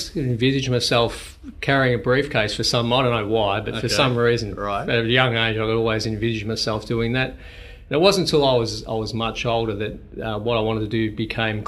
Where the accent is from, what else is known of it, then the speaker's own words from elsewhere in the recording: Melbourne, Victoria, Australia; moved away as an adult; also born or lived in United States; now in Queensland, Australia; I was born in West Melbourne, essentially born and bred, other than some years in the US and also now in Queensland